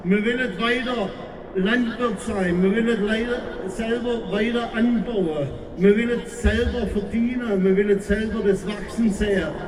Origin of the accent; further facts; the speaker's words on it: Beutelsbach, Baden-Württemberg, Germany; Ich komme aus Beutelsbach.